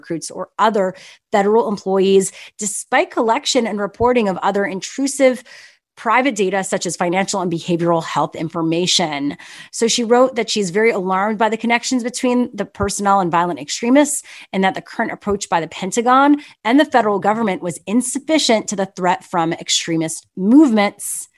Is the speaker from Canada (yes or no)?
yes; Montreal, Quebec, Canada; now in California, United States; growing up in Montreal, Canada